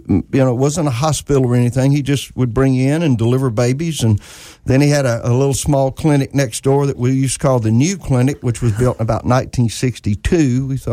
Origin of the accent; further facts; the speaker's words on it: Moorhead, Mississippi, United States; And being born in Moorhead, Mississippi was so unique, a little small town there.